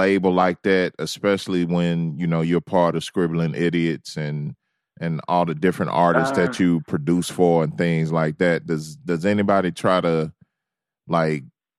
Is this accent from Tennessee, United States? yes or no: yes; Memphis, Tennessee, United States; moved away; I'm originally from Memphis, Tennessee